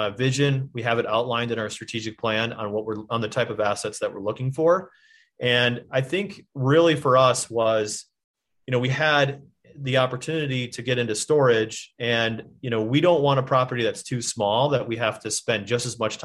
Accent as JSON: {"language": "English", "region": "Michigan", "country": "United States", "said": "I'm from Michigan"}